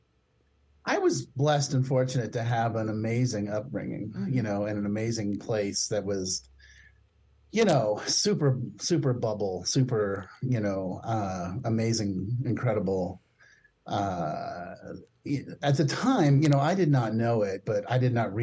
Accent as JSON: {"language": "English", "town": "Palo Alto", "region": "California", "country": "United States", "tie": "born or raised there", "said": "I grew up, I was born in 1964 in Palo Alto, California. And, you know, it was really interesting growing up in Palo Alto"}